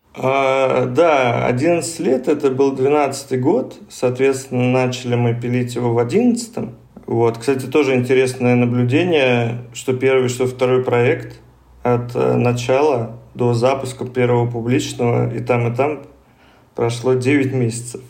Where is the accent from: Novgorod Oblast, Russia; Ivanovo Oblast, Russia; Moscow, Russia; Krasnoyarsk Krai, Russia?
Moscow, Russia; я коренной москвич